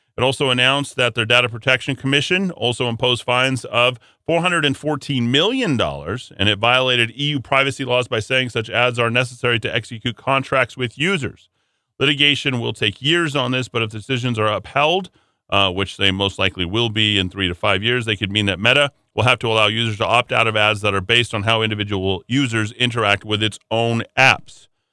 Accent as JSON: {"language": "English", "town": "Albuquerque", "region": "New Mexico", "country": "United States", "tie": "born or raised there", "said": "my hometown of Albuquerque, New Mexico"}